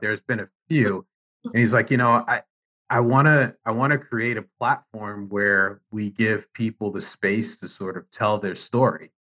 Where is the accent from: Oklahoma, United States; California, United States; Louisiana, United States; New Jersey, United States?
New Jersey, United States; I'm born and raised in Jersey